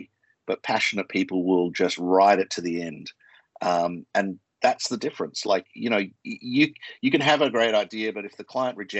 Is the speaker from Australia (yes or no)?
yes; Australia; accent: Australian; moved away; I'm Australian, you can tell by my accent, and Australians are pretty direct